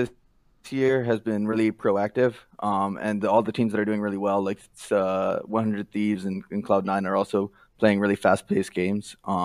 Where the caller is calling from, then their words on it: Winston-Salem, North Carolina, United States; I'm calling from Winston-Salem, North Carolina.